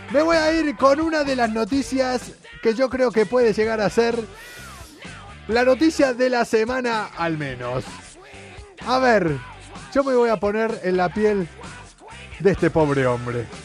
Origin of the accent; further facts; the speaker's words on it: Seville, Andalusia, Spain; accent: Andalusian; Eh, yo soy de Sevilla, como mi gran amigo Russell. Yo soy sevillano. no se me nota el acento andaluz.